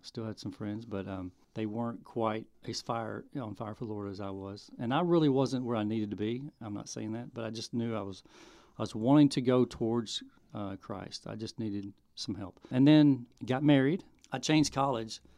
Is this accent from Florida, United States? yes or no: no; Arkansas, United States; also born or lived in Oakland, California / Japan; I was born and um, Oakland, California. My parents in the military. We lived in Japan for a little bit, and then uh, we moved to Arkansas when I was about four. So I grew up in Arkansas.